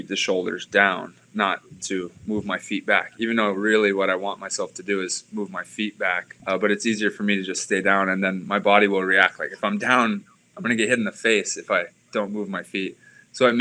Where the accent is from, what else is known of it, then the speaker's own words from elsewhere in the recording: Hawaii, United States; growing up in Hawaii, we had the University of Hawaii coach, Dave Shoji, was our coach.